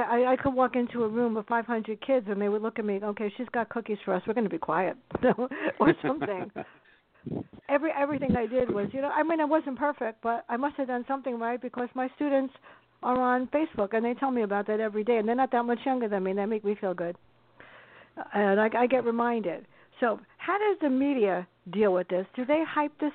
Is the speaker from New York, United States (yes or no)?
yes; New York City, New York, United States; I grew up in the South Bronx, and I watched what they did to my neighborhood where I shopped